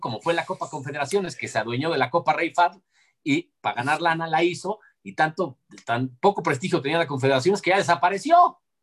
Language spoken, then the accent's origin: Spanish; Mexico